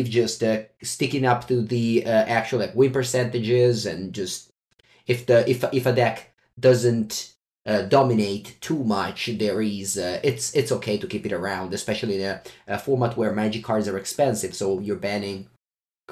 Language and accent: English; Italy; I'm your host from Italy